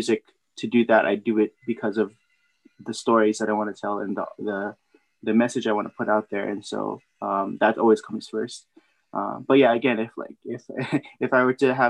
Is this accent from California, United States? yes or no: yes; San Jose, California, United States; I was born and raised in San Jose, California